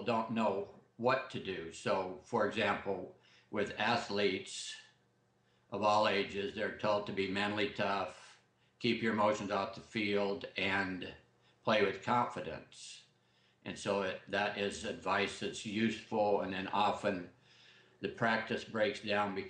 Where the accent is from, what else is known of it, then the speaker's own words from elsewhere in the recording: Southern Idaho, United States; now in Corvallis, United States; I grew up in South Idaho